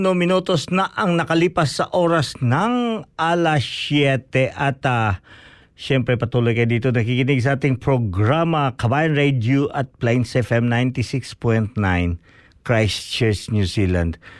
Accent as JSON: {"language": "Tagalog", "country": "Philippines", "moved": "yes"}